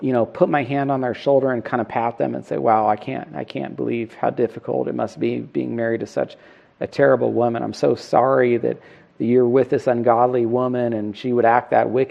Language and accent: English; Northern California, United States; we grew up together in Northern California